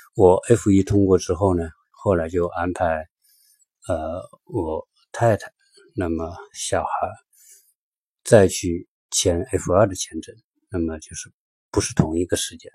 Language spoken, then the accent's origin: Chinese; China; moved away as an adult; now in Los Angeles, United States; 我们中国人说中文